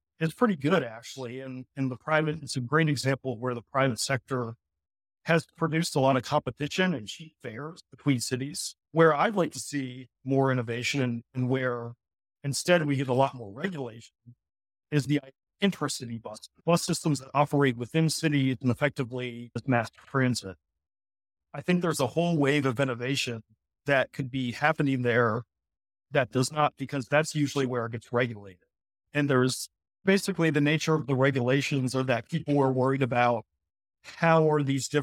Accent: Virginia, United States; I'm from Virginia.

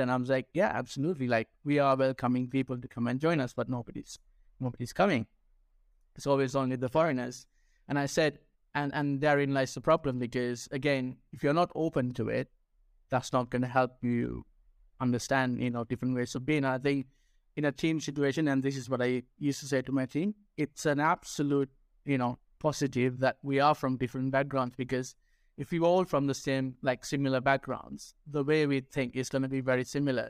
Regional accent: Sri Lanka; first language Sinhala; English is a second language; also born or lived in United Kingdom; now in Spain; I speak my native tongue, which is, uh, Sinhala, which is from Sri Lanka

